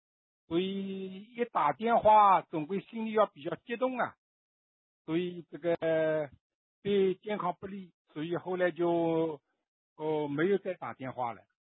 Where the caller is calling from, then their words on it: Nanjing, Jiangsu, China; 呃，南京啊。